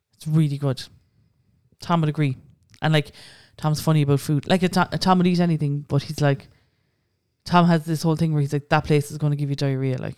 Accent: Cork, Munster, Ireland; I'm from Cork

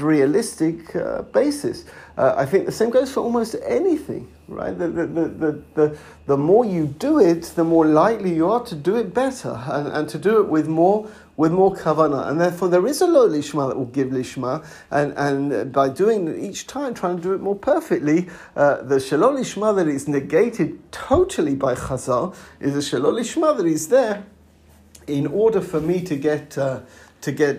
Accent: London, United Kingdom; now in Israel; I come from a place called Edgware, on the periphery of London

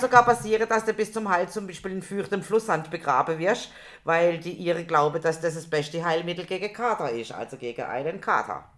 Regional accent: Germany; wir uns als Deutschig outeten

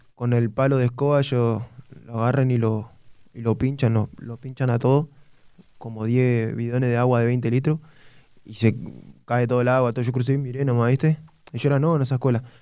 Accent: González Catán, Buenos Aires Province, Argentina; González Catán, barrio kilómetro 32 Los Ceibos, La Matanza.

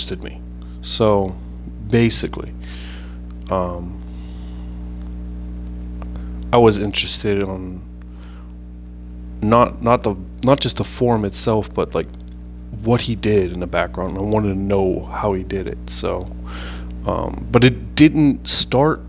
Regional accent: Pittsburgh, Pennsylvania, United States; moved away as an adult; now in New Jersey, United States; born and raised in Pittsburgh, PA

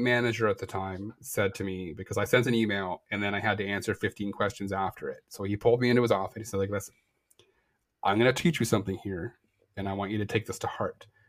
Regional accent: Canada; I am Canadian

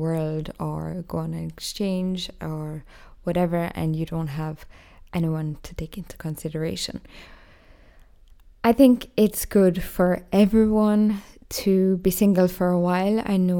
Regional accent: Ireland; moved away as an adult; now in Austria; Basically, because I moved from Ireland to Austria and I found it quite hard to study in German.

